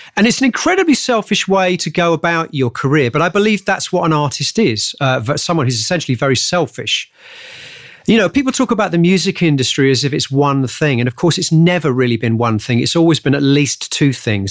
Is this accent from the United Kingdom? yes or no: yes; Hemel Hempstead, East of England, United Kingdom; I grew up just outside of Hemel, uh, just outside of London, a place called Hemel Hempstead.